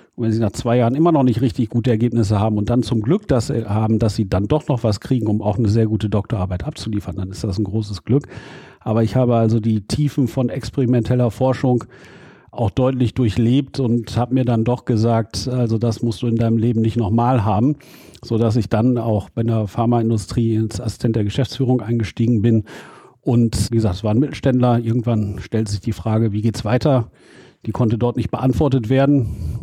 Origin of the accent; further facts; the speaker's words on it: Dülmen, North Rhine-Westphalia, Germany; also born or lived in Münster; ich komme ja aus dem Elternhaus in Dülmen in Westfalen